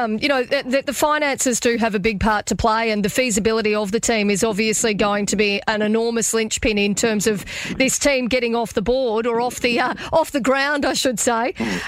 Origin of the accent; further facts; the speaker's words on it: North Queensland, Australia; I grew up in North Queensland when the Cowboys were established many years ago.